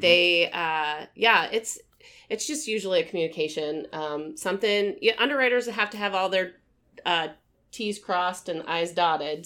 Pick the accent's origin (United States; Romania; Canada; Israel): United States; Omaha, Nebraska; born and raised in Omaha, lived here all my life